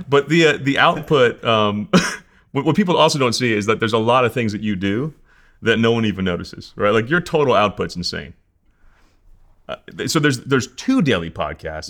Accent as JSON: {"language": "English", "region": "New Jersey", "country": "United States", "moved": "yes", "lives_now": "Colorado, United States", "said": "I'm from New Jersey. I talk so fast."}